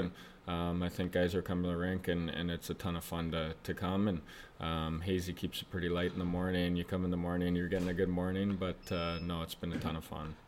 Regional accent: Oakville, Ontario, Canada; moved away as an adult; I grew up in Oakville

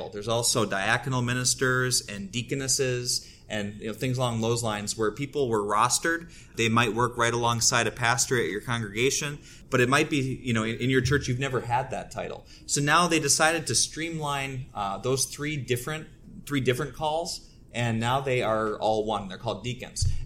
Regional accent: Omaha, Nebraska, United States; All right, I'm uh … I'm from Omaha, Nebraska.

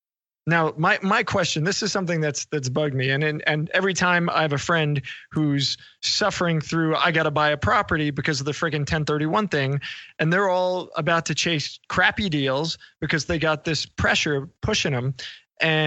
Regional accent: New York, United States; I grew up in New York

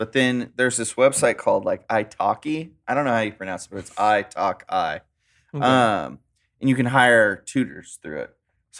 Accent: California, United States; Growing up in California, it's like, I just wish I could smoke some weed.

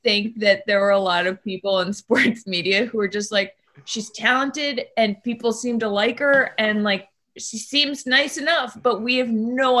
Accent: outside of Boston, Massachusetts, United States; moved away; also born or lived in Maine; I'm from New England. So I grew up in... You're a Massel. Yeah, outside of Boston, and I've spent a bunch of time in Maine

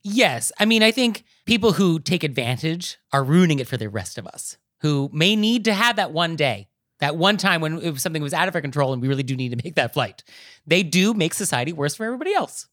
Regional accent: New York, United States; as a New Yorker

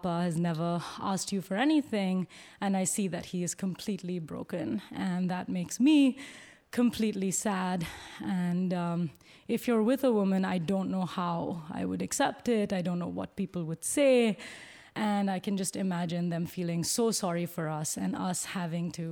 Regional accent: Bangalore, Karnataka, India; moved away as an adult; now in United States; Growing up in Bangalore in South India

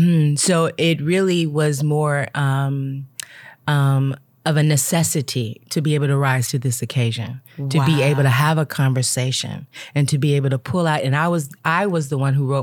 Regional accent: the Bay Area, California, United States; So I'm from the Bay Area.

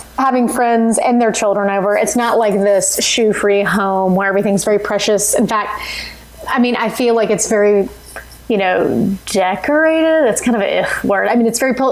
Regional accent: Tennessee, United States; I'm a Tennessee girl and was born and bred on barbecue

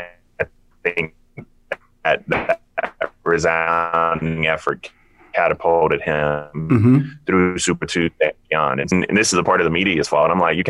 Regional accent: Denmark, South Carolina, United States; I'm from 1.3 miles away from Voorhees College. I used to break into the gymnasium over there at Voorhees College.

